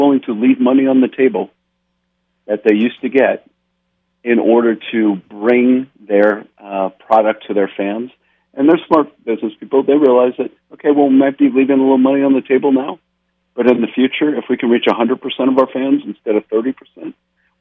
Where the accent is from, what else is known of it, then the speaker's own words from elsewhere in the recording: East Coast, United States; I grew up on the East Coast